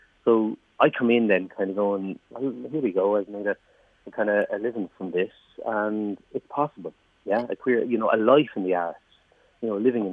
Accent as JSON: {"language": "English", "town": "Waterford", "region": "Munster", "country": "Ireland", "tie": "born or raised there", "said": "I'm from Waterford City Centre. Like, you know what I mean? That's where I was born, grew up"}